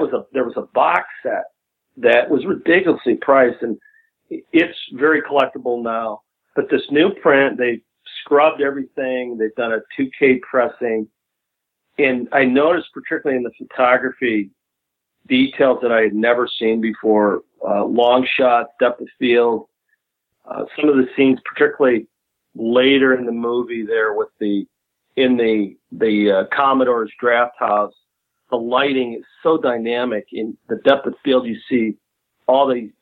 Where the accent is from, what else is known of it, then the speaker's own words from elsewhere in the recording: United States; also born or lived in Chicago, Illinois / Northwest Indiana; I grew up in Northwest Indiana and in Chicago